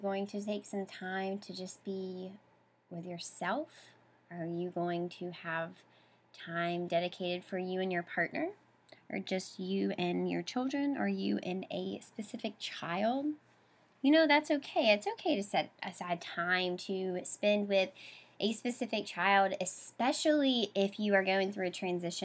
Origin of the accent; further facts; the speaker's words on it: the South, United States; moved away as an adult; now in Boston, United States; I come from the South. My whole family has double names.